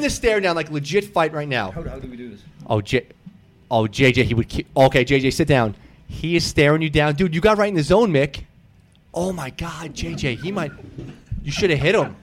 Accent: New York City, New York, United States; I grew up in New York City

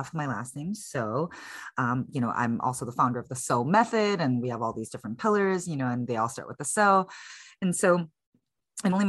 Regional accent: Chicago, Illinois, United States; moved away as an adult; now in San Francisco, United States; I was born and raised in Chicago. I'm currently based in San Francisco, California. I've been here since 2007.

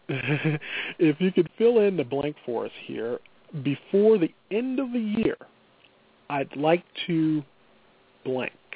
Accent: Midwest, United States; accent: Midwestern; my Midwestern accent's gonna come through

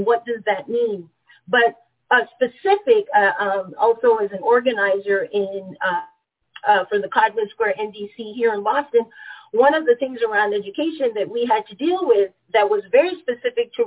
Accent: Panama; moved away; I was born and raised into the Jim Crow colonized territory of Panama

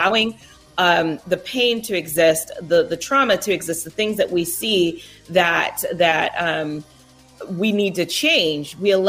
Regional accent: California, United States; So, I grew up in Southern California. That's a big deal.

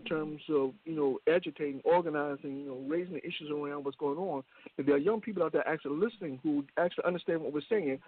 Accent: Richmond, United States; we grew up in Richmond.

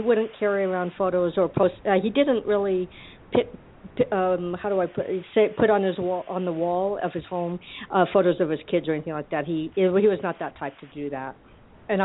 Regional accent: Arizona, United States

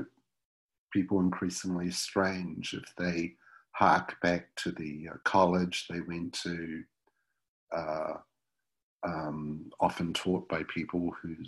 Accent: Wellington, New Zealand; my hometown, Wellington, New Zealand

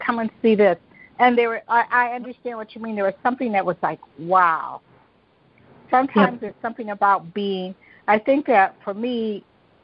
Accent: Detroit, Michigan, United States; I was born and raised in Detroit

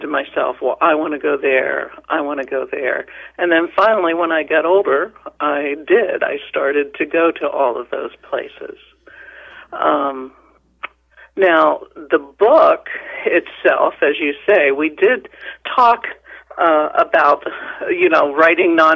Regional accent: Chambersburg, Pennsylvania, United States; growing up in Chambersburg in the 50s, sort of a pretty insular environment

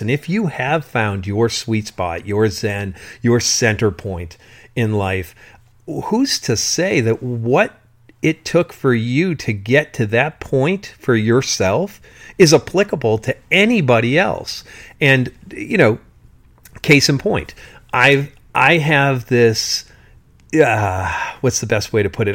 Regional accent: South Shore of Massachusetts, United States; when I was going to Sunday school, in the Catholic religion in the South Shore of Massachusetts

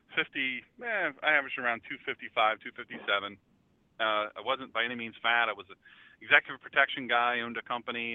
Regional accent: Rehoboth Beach, Delaware, United States; moved away; also born or lived in Dublin, Ohio / Marysville, Ohio / Medina, Ohio; I'm from Delaware originally, Rehoboth Beach, Delaware

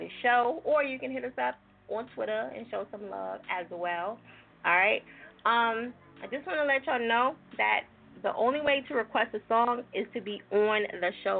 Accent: New Jersey, United States; I'm from Jersey

